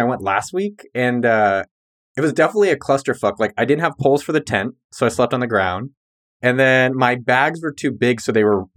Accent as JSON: {"language": "English", "town": "San Jose", "region": "California", "country": "United States", "tie": "born or raised there", "said": "I grew up in San Jose, California"}